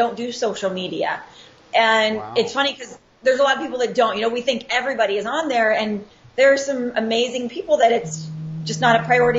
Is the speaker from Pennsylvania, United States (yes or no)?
yes; Pittsburgh, Pennsylvania, United States; now in Scottsdale, United States; Well, I am born and raised in Pittsburgh, PA, but yins aren't going to hear a Pittsburgh accent out of me.